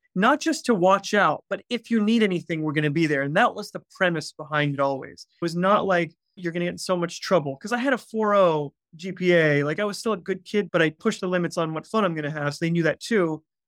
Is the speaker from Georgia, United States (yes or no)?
yes; outside Atlanta, Georgia, United States; I grew up in Atlanta, Georgia, about, well, twenty, thirty minutes outside of Atlanta.